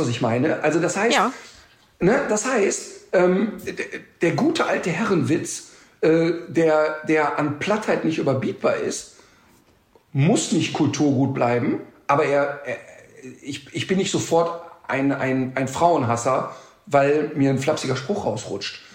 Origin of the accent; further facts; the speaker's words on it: Germany; bei uns in Deutschland